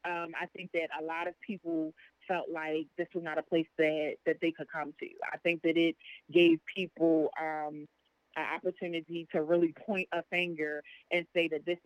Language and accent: English; Baltimore, Maryland, United States; born and bred in Baltimore, did all of my education here, went to the Great Western High School